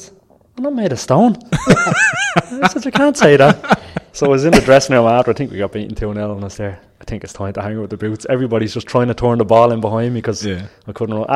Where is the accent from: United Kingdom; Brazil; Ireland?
Ireland; when I came home from England